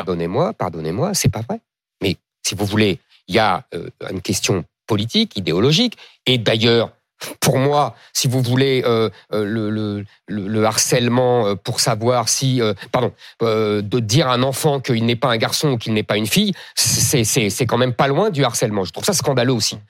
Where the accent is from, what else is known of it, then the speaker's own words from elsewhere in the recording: France; je ne suis pas italien, je suis français